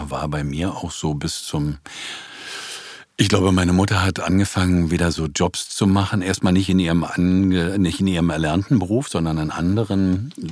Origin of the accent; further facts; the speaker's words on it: Berlin, Germany; Na, ich bin eigentlich immer in, in Neukölln geblieben.